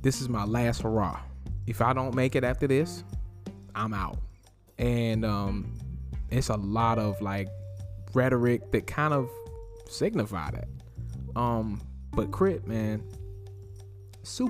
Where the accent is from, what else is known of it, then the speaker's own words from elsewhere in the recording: North Carolina, United States; I am from North Carolina.